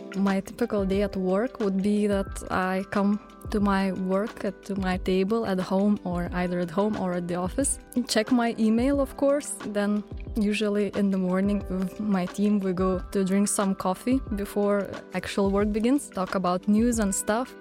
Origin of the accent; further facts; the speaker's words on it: Vilnius, Vilnius County, Lithuania; I'm from Lithuania, Vilnius.